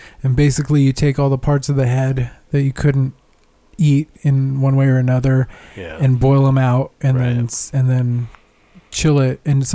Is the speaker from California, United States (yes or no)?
yes; California, United States; I was born in California